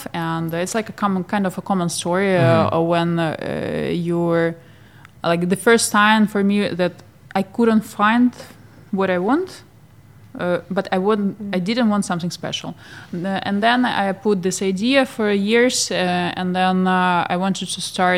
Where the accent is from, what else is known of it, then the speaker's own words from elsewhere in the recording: Odesa, Odesa Oblast, Ukraine; moved away as an adult; now in Geneva, Switzerland; I am from Ukraine, from Odessa. But now we live in Switzerland